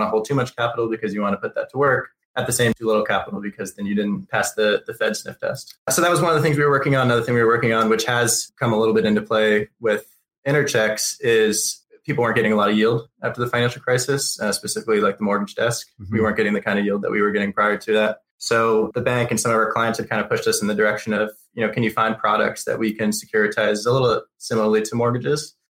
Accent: South Florida, United States; moved away as an adult; also born or lived in Chicago; I grew up in South Florida

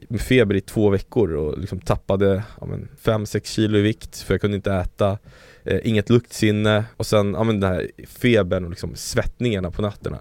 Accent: Sweden; also born or lived in Chile; now in Stockholm, Sweden; jag är så svensk på det sättet

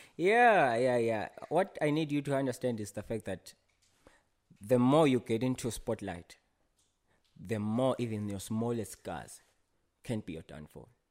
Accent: Ngowane, Hhohho, Eswatini; I grew up at a place called Ngowane

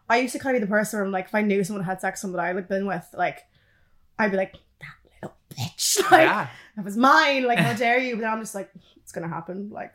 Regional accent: Canada; moved away as an adult; Yeah, my accent's fucked.

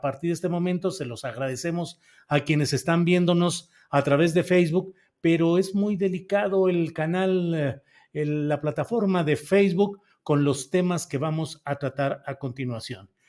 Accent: Mexico; también como mexicana a mí me hace mucho ruido ver tanto movimiento del embajador que va a Palacio Nacional

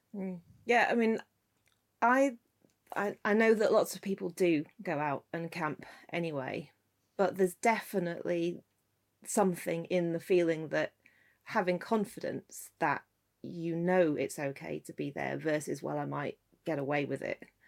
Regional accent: Scotland, United Kingdom; I grew up in Scotland

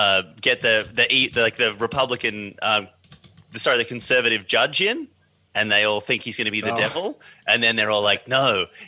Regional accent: Australia; as an Australian

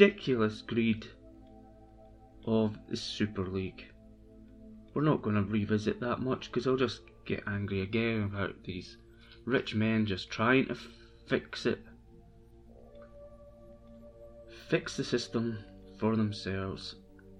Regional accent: Brechin, Scotland, United Kingdom; moved away; I'm from Brechin originally, so I am a Brechin fan

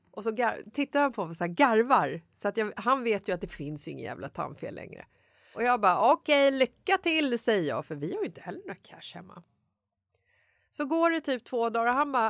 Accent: Stockholm, Stockholm County, Sweden; jag är från Bagarmossen

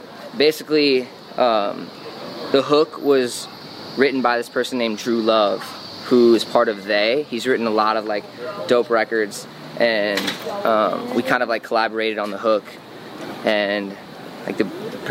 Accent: St. Louis, Missouri, United States; moved away as an adult; now in Los Angeles, United States; I came from St. Louis out of my mom's basement where I was working

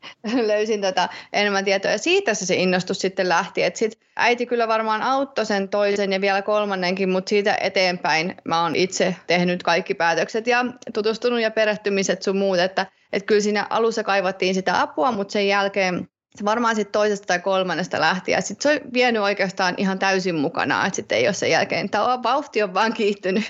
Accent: Tampere, Pirkanmaa, Finland; moved away; Tampereelta, kun mä oon sieltä kotosin

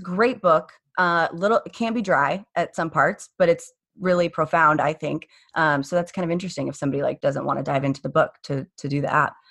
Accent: Phoenix, Arizona, United States; born and raised in Phoenix.

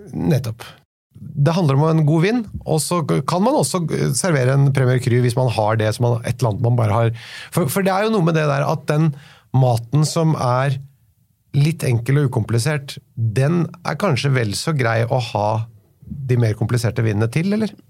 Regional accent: Oslo, Norway

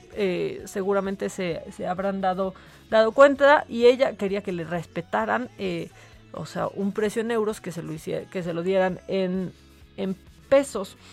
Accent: Mexico; como mexicana me causa, me causa orgullo

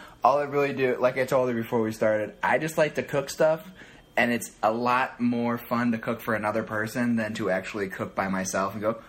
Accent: Ohio, United States; moved away; I'm from Ohio.

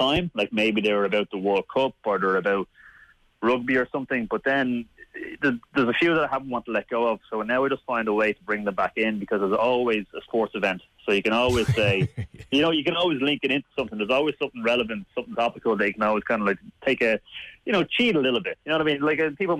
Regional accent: Dublin, Leinster, Ireland; accent: Dublin; my Dublin accent

